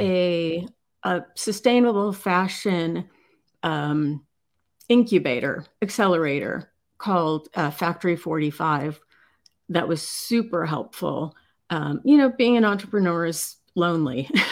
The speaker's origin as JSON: {"language": "English", "town": "Chicago", "region": "Illinois", "country": "United States", "moved": "yes", "said": "I'm originally from Chicago"}